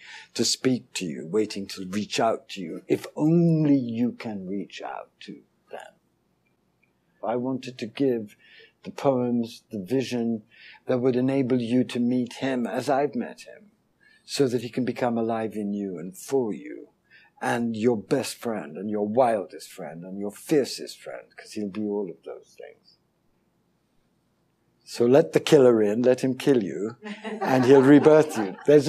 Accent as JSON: {"language": "English", "country": "India", "tie": "born there", "said": "I have a smattering of Hindi. I was born in India."}